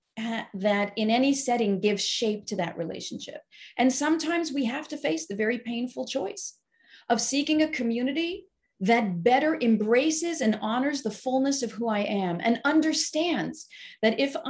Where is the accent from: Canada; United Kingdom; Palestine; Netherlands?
Canada; Montreal, Quebec; moved away; I grew up in the Orthodox community in Montreal